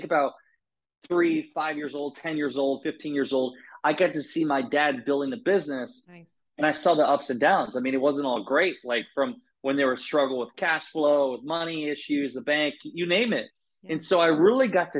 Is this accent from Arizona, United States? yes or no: no; Iowa, United States; I grew up in Iowa